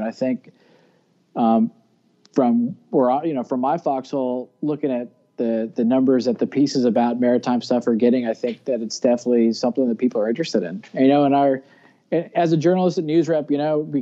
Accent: Florida, United States; I grew up in Florida on a barrier island

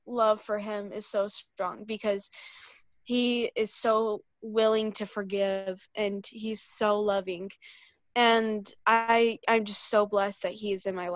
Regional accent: Illinois, United States; I'm from Illinois.

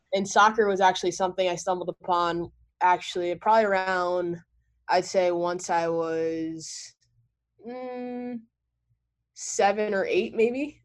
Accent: Montclair, New Jersey, United States; also born or lived in New York City; that's where I was born, but I grew up in Montclair, New Jersey.

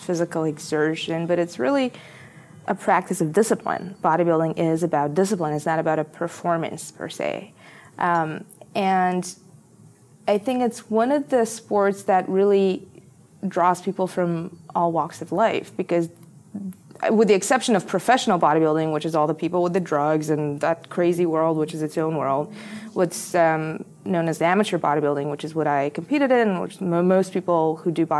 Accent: Bulgaria; moved away as an adult; also born or lived in Philadelphia, United States; I was coming from Bulgaria, you know, into this very privileged school

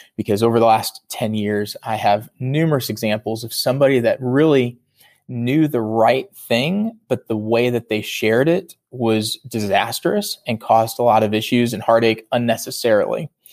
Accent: Virginia, United States; I'm originally from Virginia

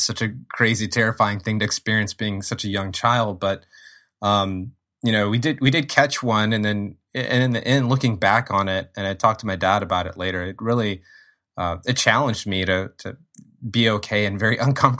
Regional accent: Lafayette, Louisiana, United States; there is a really strong arts and cultural scene in Lafayette, where I grew up, and in Louisiana in general.

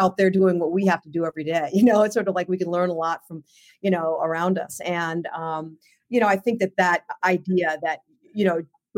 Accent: Southern New Hampshire, United States; I grew up in Southern New Hampshire.

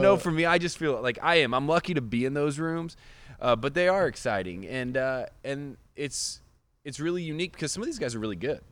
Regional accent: Indiana, United States; I grew up in Indiana.

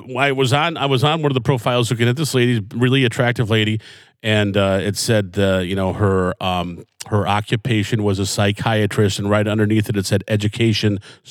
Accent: Lombard, Illinois, United States; I grew up in Lombard, and so I went to Montini Catholic

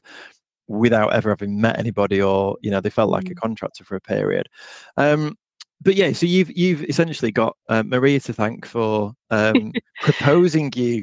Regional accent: Blackpool, North West England, United Kingdom; moved away as an adult; also born or lived in Derby; my hometown of Blackpool.

